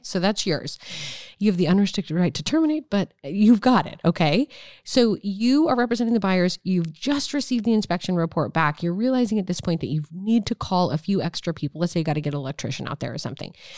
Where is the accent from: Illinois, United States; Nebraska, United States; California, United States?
Nebraska, United States; moved away; I'm from Nebraska